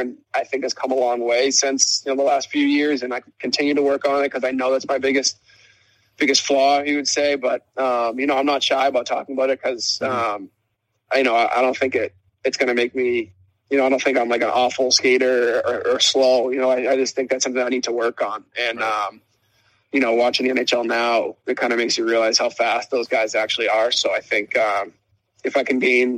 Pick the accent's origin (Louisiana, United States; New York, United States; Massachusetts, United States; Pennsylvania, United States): Massachusetts, United States; Boston; growing up in Boston